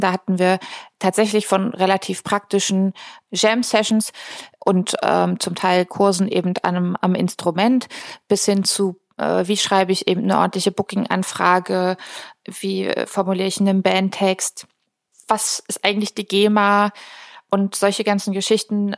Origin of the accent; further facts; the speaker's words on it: near Potsdam, Brandenburg, Germany; moved away as an adult; also born or lived in Berlin; now in Rostock, Germany; Ich bin ursprünglich aus der Nähe von Potsdam, also gebürtige Brandenburgerin